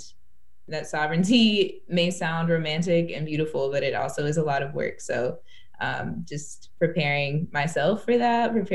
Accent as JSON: {"language": "English", "region": "Oregon", "country": "United States", "tie": "born or raised there", "said": "growing up in Oregon"}